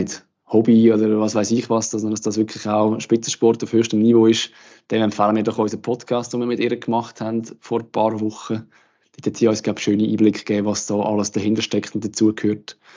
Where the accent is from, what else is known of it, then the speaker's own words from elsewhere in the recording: Aargau, Switzerland; also, Aargauerin.